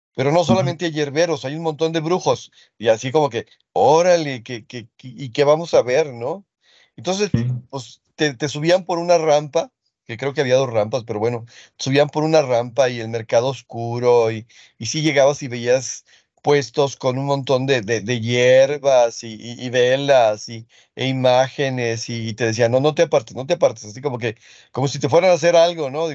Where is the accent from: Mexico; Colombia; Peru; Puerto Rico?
Mexico; Guadalajara, Jalisco; Guadalajara, pues es, ahora sí que mi, mi tierra adoptiva que a, la que quiero más que a mi tierra natal, porque mi tierra natal no la conozco